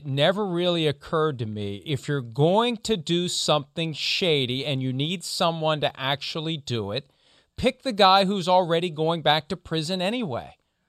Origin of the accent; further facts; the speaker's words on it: Steelers territory, Pennsylvania, United States; I grew up in Steelers territory, and everybody in the town that I lived in was a Steelers fan